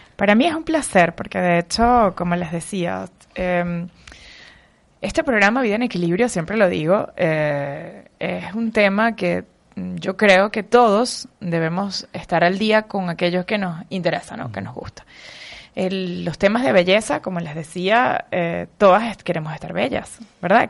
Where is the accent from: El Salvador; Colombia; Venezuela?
Venezuela; also born or lived in Spain; now in Madrid, Spain; como venezolana llevo en la sangre, no sé, un chip incorporado de los eh, concursos de belleza porque en cierta manera, desde que nacemos en Venezuela